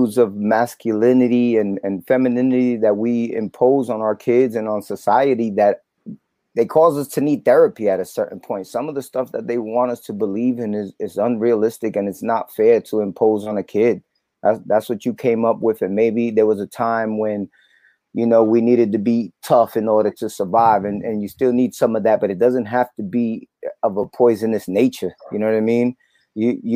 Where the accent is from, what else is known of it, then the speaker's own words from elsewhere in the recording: New Jersey, United States; also born or lived in Fajardo, Puerto Rico; I was born in Fajardo, Puerto Rico, and raised in Jersey